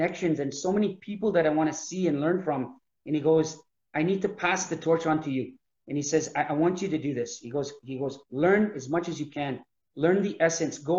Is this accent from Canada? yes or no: yes; Canada; I'm Canadian.